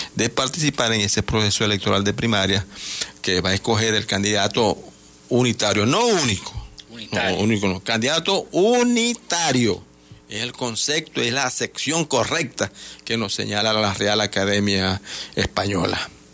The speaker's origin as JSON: {"language": "Spanish", "country": "Venezuela", "tie": "born or raised there", "said": "nosotros los indígenas guayún somos, somos una gran nación pero también entendemos que lo que nacimos de este lado, nosotros somos venezolanos"}